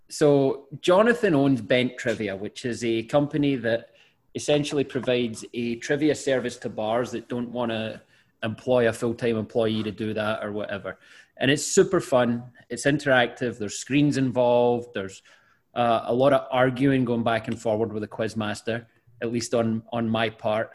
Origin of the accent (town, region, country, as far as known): Scotland, United Kingdom